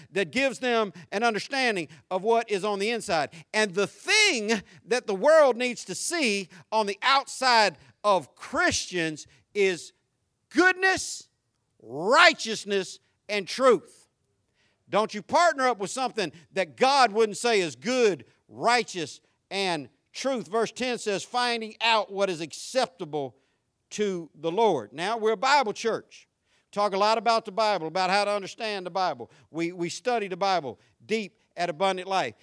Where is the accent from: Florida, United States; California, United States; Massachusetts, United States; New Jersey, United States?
Florida, United States; I grew up in Florida